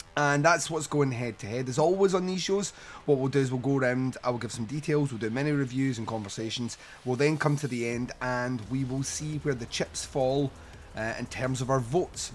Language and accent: English; Scotland, United Kingdom; as a Scotsman